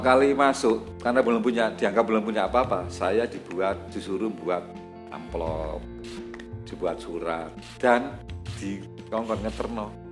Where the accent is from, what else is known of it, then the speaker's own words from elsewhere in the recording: Malang, East Java, Indonesia; sebagai orang Malang ya orang Malang saya senang